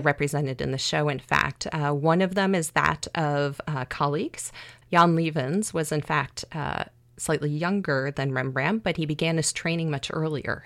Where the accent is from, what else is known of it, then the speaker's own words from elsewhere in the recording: outside of Chicago, Illinois, United States; a 16 year old high school girl yeah. growing up outside of Chicago